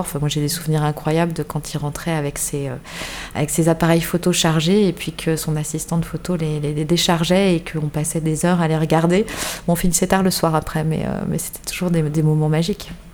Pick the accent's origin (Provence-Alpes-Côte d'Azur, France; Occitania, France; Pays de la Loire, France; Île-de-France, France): Île-de-France, France; Paris; moved away as an adult; now in Bordeaux, France; je viens de, je viens de Paris, comme beaucoup de Bordelais aujourd'hui. Je viens de Paris. Je suis arrivée à Bordeaux il y a, sept 7 ans maintenant